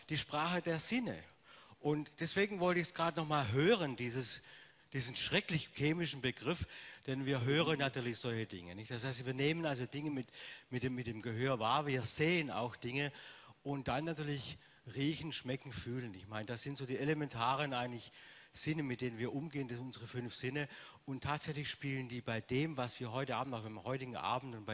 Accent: Baden-Württemberg, Germany; Äh, ich habe irgendwann mal Deutsch gelernt, obwohl man das, ich immer noch aus dem Schwabenland komme. Es ist immer so, so kein richtiges Deutsch.

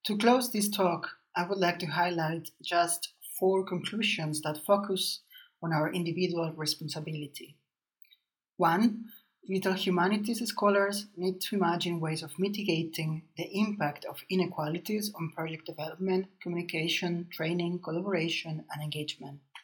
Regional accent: Barcelona, Catalonia, Spain; I was born in Barcelona and I studied humanities, a humanities degree.

